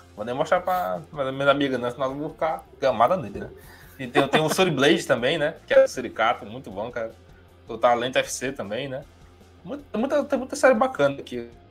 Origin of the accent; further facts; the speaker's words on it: Fortaleza, Ceará, Brazil; Eu, como cearense, o Felipe também, né? A gente é daqui da cidade